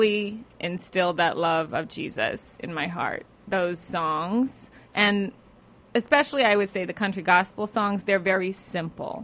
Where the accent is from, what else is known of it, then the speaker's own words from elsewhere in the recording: South Texas, United States; I grew up in South Texas